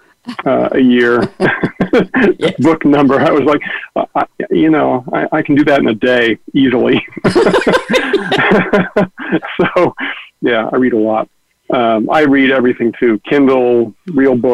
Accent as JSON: {"language": "English", "area": "San Francisco Bay Area", "region": "California", "country": "United States", "said": "I'm from the Bay Area, although I've lived all over the world"}